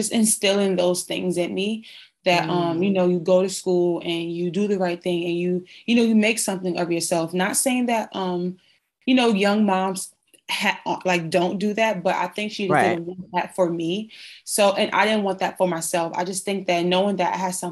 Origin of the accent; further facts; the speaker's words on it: New Jersey, United States; I was born and raised in New Jersey